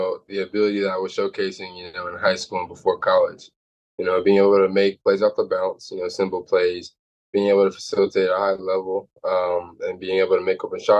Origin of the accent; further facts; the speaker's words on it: Dallas, Texas, United States; For sure, because, you know, like I said, Dallas had the best competition. Dallas had the best players. And so, you know, to grow up there and play against those guys